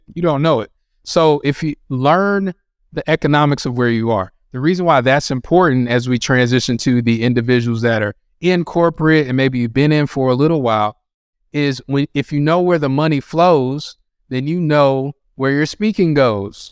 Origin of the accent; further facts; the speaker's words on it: North Carolina, United States; I grew up in North Carolina